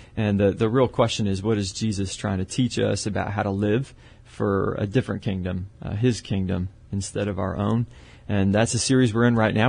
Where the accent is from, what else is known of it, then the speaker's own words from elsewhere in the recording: Canada; moved away as an adult; also born or lived in Pennsylvania / Dallas; now in San Antonio, United States; originally Canadian.